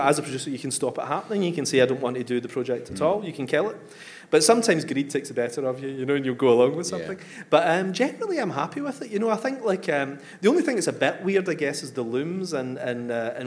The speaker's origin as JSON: {"language": "English", "town": "Coatbridge", "region": "Scotland", "country": "United Kingdom", "tie": "born or raised there", "said": "I come from Coatbridge"}